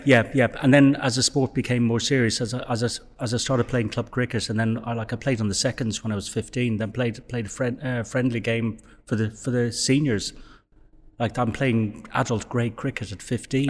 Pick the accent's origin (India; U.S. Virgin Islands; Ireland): Ireland; Dublin, Leinster; I was born in Dublin and raised in Dublin